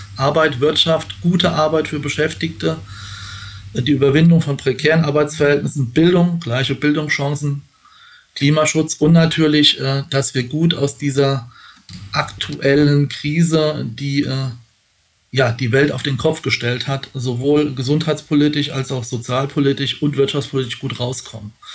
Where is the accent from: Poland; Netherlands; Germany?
Germany; Pfaffen-Schwabenheim, Rhineland-Palatinate; im Ortsverein der SPD in Pfaffenschwabenheim, wo ich herkomme, aktiv gewesen